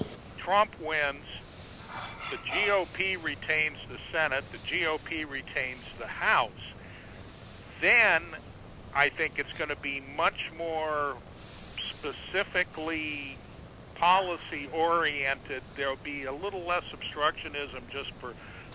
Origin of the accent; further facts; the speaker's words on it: Southern California, United States; I grew up in Southern California